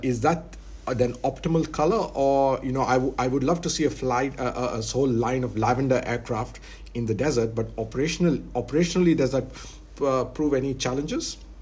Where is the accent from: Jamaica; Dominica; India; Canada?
India; now in Abu Dhabi, United Arab Emirates; I'm Indian. I'm in Abu Dhabi